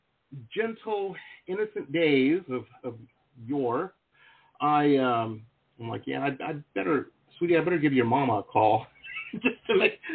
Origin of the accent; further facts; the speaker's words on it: Detroit, Michigan, United States; also born or lived in Tahlequah, Oklahoma; now in South Florida, United States; I grew up in Metro Detroit